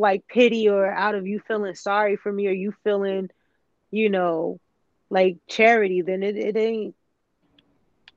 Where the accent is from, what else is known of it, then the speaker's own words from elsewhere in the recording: the South, United States; growing up in the South